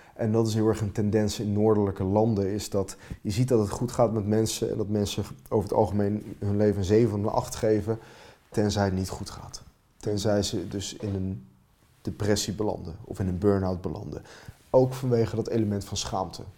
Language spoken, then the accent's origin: Dutch; Finland; now in Netherlands; Dat is mijn vaderland